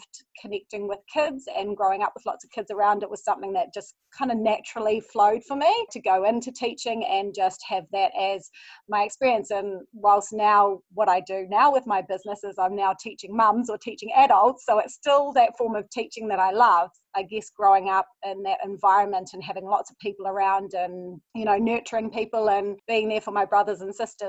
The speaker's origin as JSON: {"language": "English", "town": "Waihi", "region": "Waikato", "country": "New Zealand", "tie": "born or raised there", "also_born_or_lived": "Huntly, Waikato / Hamilton", "said": "my main years of my childhood were spent in Waihee on a farm"}